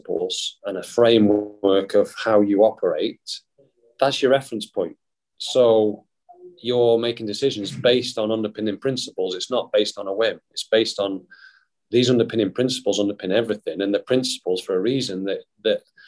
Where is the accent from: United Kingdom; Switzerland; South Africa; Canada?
United Kingdom; Wales; being from my hometown, being Welsh